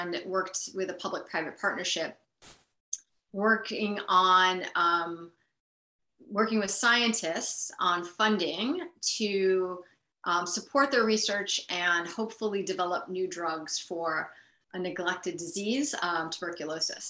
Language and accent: English; Buffalo, New York, United States; moved away as an adult; also born or lived in Hong Kong; I grew up in Buffalo and so spent, you know, the first part of my life there